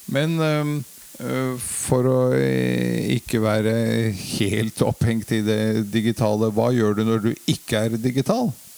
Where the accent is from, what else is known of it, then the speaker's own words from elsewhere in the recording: Oslo, Norway; er oppvokst uh, på Marienlyst